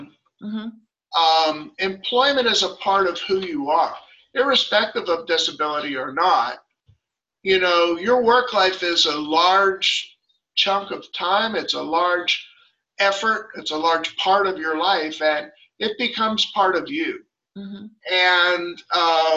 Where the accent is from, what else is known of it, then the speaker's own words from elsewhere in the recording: Pittsburgh, Pennsylvania, United States; moved away as an adult; now in Virginia Beach, United States; I'm from Pittsburgh originally and moved to the beach